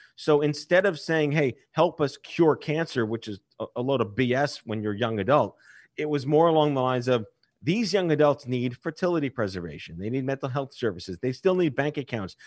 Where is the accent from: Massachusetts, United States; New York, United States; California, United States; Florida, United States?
New York, United States; I was born and raised in New York.